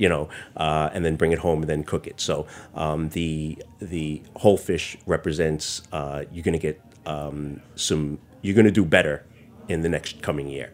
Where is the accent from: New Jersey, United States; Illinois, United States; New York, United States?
New York, United States; New York City; also born or lived in Bensonhurst, Brooklyn; So Chinatown itself, um, I grew up on Mott Street. It's the Manhattan Chinatown